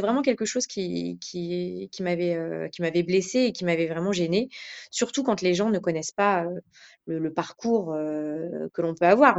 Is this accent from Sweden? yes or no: no; France; je suis française d'origine euh, marocaine, tunisienne, juive